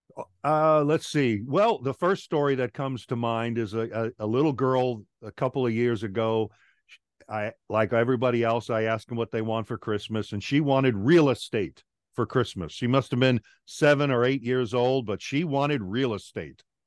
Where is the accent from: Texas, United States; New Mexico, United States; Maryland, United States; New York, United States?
New York, United States; Long Island; moved away as an adult; also born or lived in Guam; now in Atlanta, United States; I'm originally from Long Island, New York. After high school, I joined the Air Force